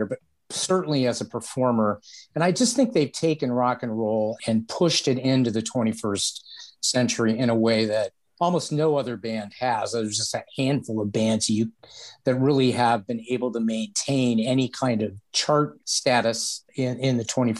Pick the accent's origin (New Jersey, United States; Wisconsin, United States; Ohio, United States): Ohio, United States; Akron; now in Cleveland, United States; not only am I in Cleveland, but I was born in Akron, Ohio.